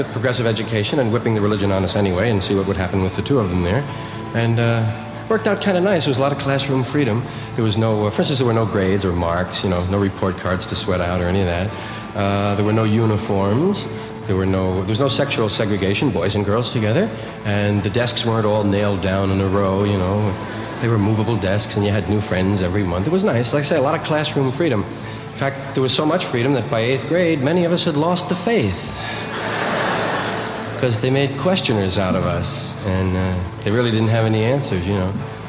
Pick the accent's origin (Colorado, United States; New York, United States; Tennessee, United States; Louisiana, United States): New York, United States; used to be Irish Catholic. Now I'm an American. You know, you grow. Yeah. I was from one of those Irish neighborhoods in New York, one of those kind of parish schools. Wasn't typical. It was Corpus Christi was the name of it.